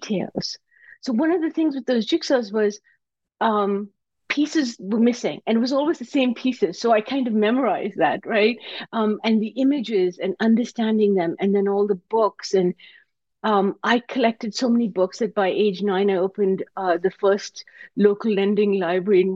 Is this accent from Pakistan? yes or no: yes; Karachi, Sindh, Pakistan; now in United States; I came to America from Pakistan. I grew up in Karachi, Pakistan.